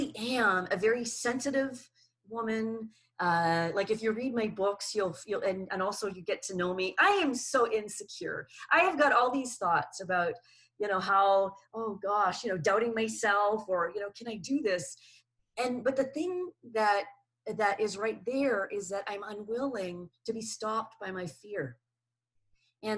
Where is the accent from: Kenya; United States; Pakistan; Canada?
Canada; moved away; also born or lived in New Zealand; So I lived in New Zealand for 29 years. I'm originally Canadian